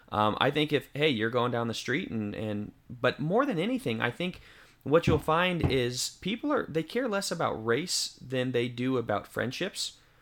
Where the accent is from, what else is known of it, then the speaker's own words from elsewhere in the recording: Denver, Colorado, United States; now in White Bluff, Tennessee, United States; I'm from Denver, but, uh, you know, I live in White Bluff, Tennessee.